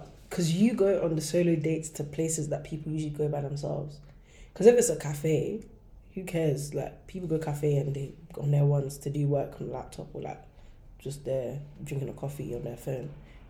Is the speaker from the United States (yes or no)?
no; London, United Kingdom